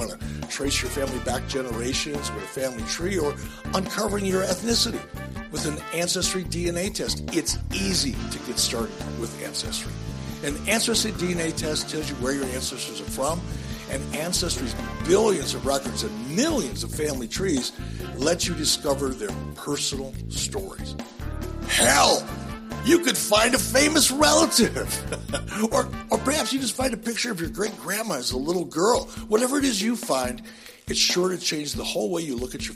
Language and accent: English; Detroit, Michigan, United States; As a young kid, you know, growing up in Detroit